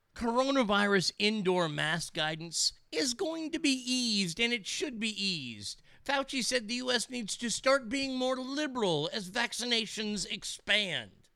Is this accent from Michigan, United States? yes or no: no; Texas, United States; as a Texan